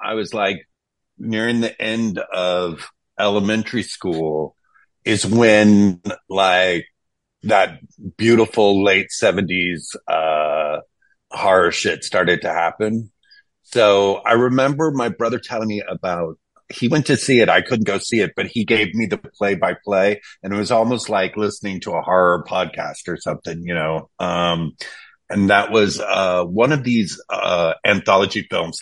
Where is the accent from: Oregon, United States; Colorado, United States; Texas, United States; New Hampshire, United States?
Texas, United States; I grew up in Texas